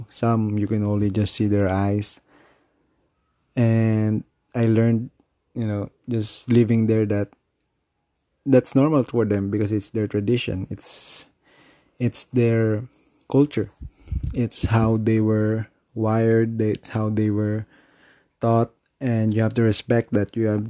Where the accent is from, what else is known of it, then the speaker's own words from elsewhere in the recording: Philippines; You know, I'm still a Filipino, I guess.